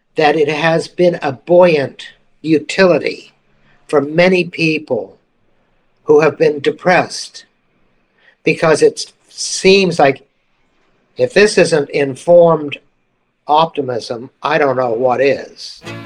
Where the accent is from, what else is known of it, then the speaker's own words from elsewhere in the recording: Mississippi, United States; moved away; I'm from Mississippi